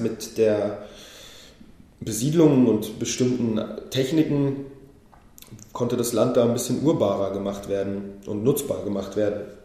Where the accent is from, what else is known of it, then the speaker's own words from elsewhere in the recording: Berlin, Germany; also born or lived in Israel; Weil Berliner das kann ich sagen, das bin ich